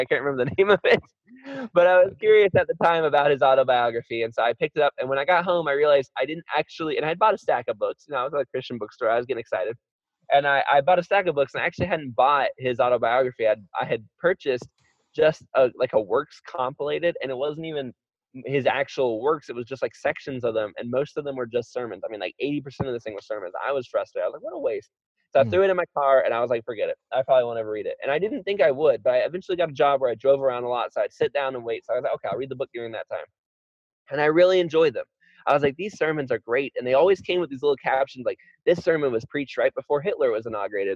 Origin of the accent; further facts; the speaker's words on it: Florida, United States; I was raised in Florida